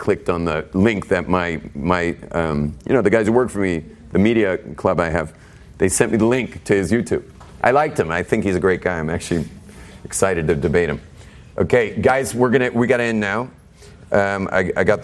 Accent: Israel; I'm from Eretz Yisrael

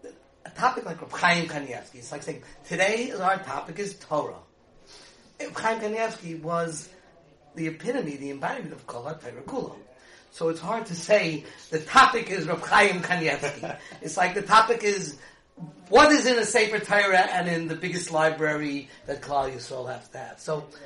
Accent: Woodmere, New York, United States; I was one of the first from kids born in Woodmere.

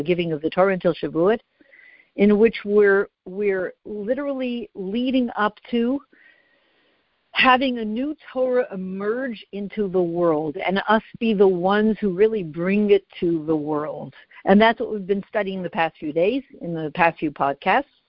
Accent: Canada; I'm Canadian.

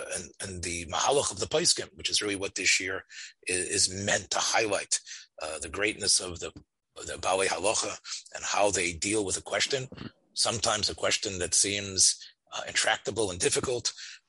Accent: Memphis, Tennessee, United States; I was raised in Memphis and grew up in Rav Nota's house.

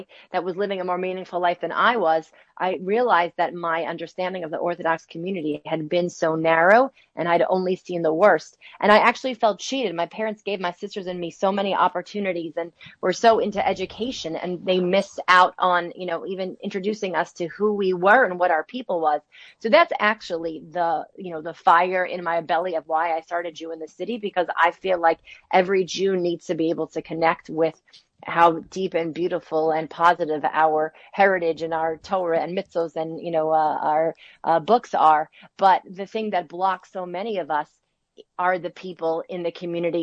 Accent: New Jersey, United States; also born or lived in New York City; I grew up in New Jersey, in the suburbs of New Jersey

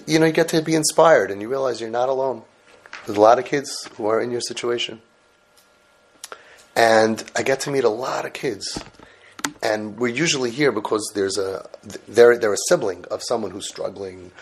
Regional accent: New York City, New York, United States; also born or lived in Brooklyn, New York; I'm also from Brooklyn, well, Forest Hills originally.

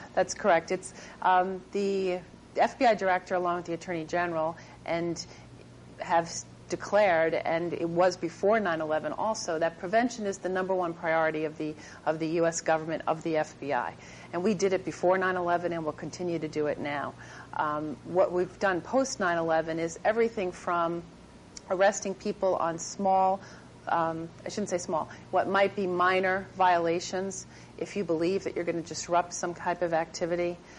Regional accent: Long Island, New York, United States; I grew up on Long Island

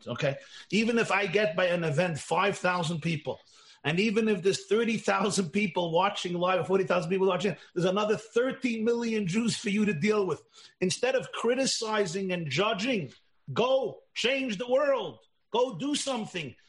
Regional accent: Russia; I come from Russia. My parents both come from Russia

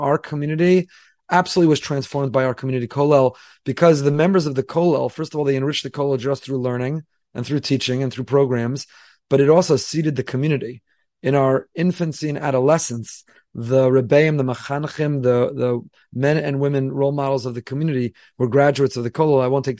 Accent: Teaneck, New Jersey, United States; I grew up in Teaneck, New Jersey, and I went to Yavin Academy. I went to Frisch.

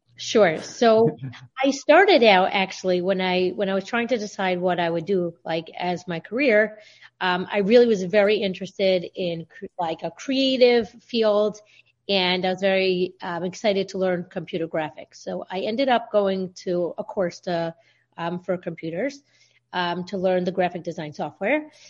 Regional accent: Baltimore, Maryland, United States; I'm from Baltimore, Maryland

